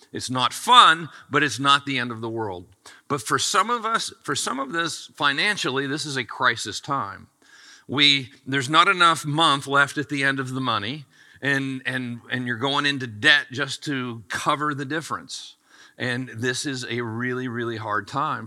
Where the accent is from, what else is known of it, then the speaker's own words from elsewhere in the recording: United States; I was born in America and I get to pastor this church